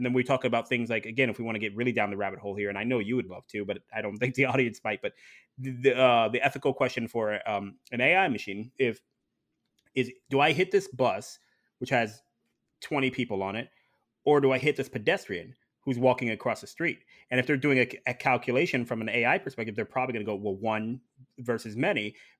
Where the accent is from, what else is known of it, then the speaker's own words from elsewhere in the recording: Ohio, United States; But I'm originally from Ohio, so I'm very familiar with black ice.